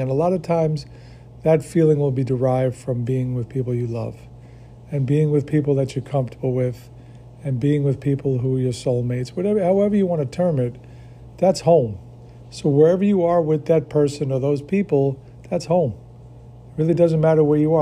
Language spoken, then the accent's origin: English; New York, United States; moved away; I grew up in New York